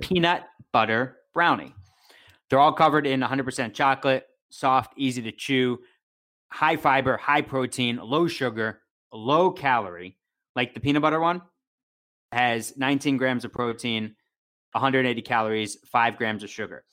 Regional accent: Philadelphia, Pennsylvania, United States; growing up in Philadelphia

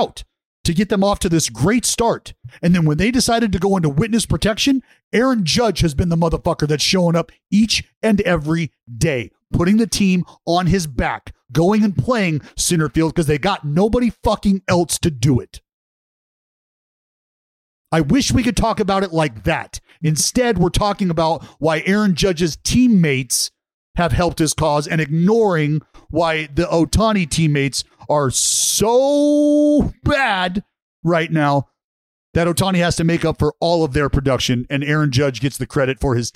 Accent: Vallejo, California, United States; where I grew up in Vallejo

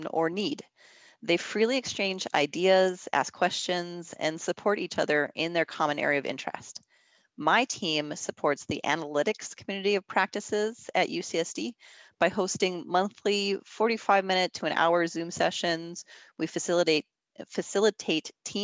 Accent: Minnesota, United States; moved away as an adult; I am originally from Minnesota, so for me it was moving back home

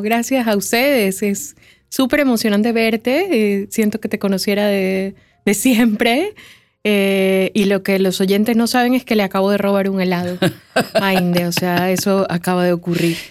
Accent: Guayaquil, Guayas, Ecuador; yo soy de Guayaquil, que es un lugar donde hace mucho calor

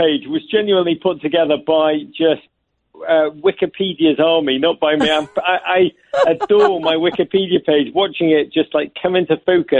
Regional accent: Liverpool, North West England, United Kingdom; now in United States; But I am a born and bred in Liverpool gentleman.

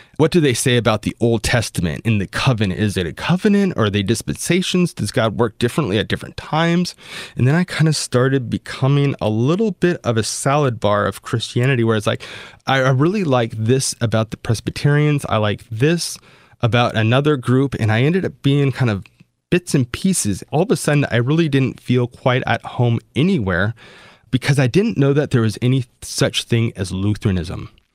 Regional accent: Southern California, United States; In Southern California, where I grew up

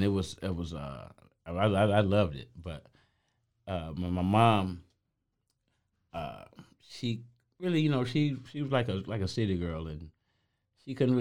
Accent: St. Petersburg, Florida, United States; also born or lived in Pontiac, Michigan; I'm originally from St. Petersburg, Florida

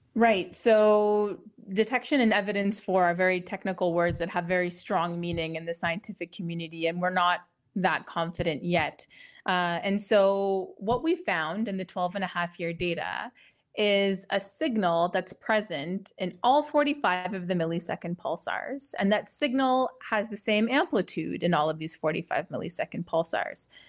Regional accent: Ottawa, Ontario, Canada; moved away as an adult; also born or lived in Italy / United Kingdom / California / Germany; now in Connecticut, United States; I'm originally from Ottawa, Canada

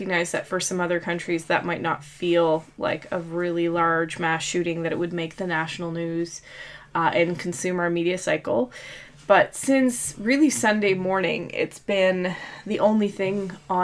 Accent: Nova Scotia, Canada; we're from Nova Scotia

